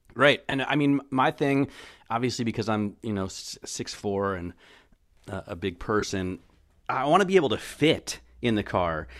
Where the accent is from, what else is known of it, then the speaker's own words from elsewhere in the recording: United States; I'm American